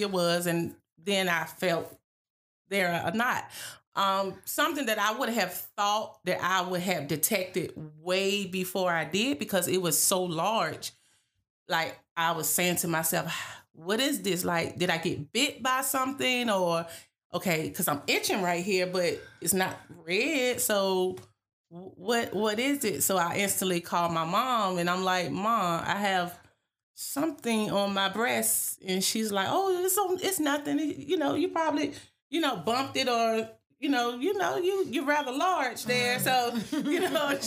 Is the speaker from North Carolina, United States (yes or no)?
yes; Weldon, North Carolina, United States; also born or lived in Landover, Maryland; I'm originally from Landover, Maryland, but I actually moved down here and grew up in Weldon, North Carolina, and graduated from Weldon High School.